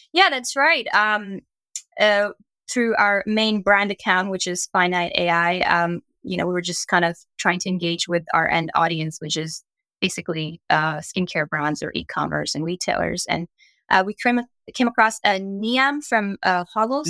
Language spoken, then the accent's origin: English; Canada; also born or lived in New York; when I moved back from New York, uh, back home in Canada